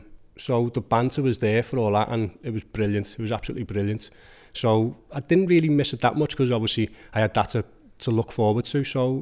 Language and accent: English; Skelmersdale, North West England, United Kingdom; Obviously, I'm growing up in Skem, and he was a bit more posher.